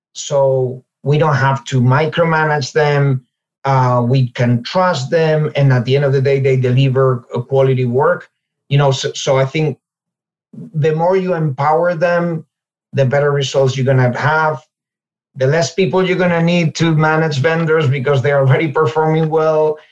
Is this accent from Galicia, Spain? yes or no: yes; Ourense, Galicia, Spain; moved away as an adult; also born or lived in England / Finland / Chicago / Monterey; now in New York, United States; I'm from Spain originally. Uh, I was born in in Ourense, which is a city in Galicia, uh, northwestern region of Spain. Uh, right above Portugal. I lived there for most of my life um, until I was 30